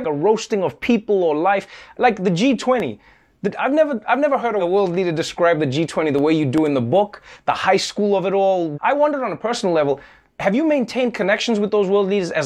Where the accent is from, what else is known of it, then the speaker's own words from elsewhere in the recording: South Africa; Growing up in South Africa